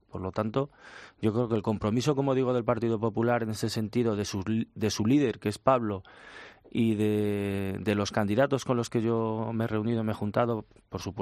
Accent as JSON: {"language": "Spanish", "country": "Spain", "said": "también pienso indudablemente como individuo, como ciudadano, como español"}